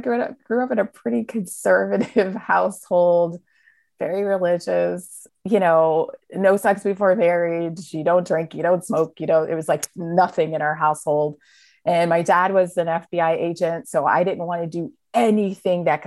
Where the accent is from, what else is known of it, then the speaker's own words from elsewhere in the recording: Stafford, Virginia, United States; I grew up in Stafford, right outside of Quantico, Virginia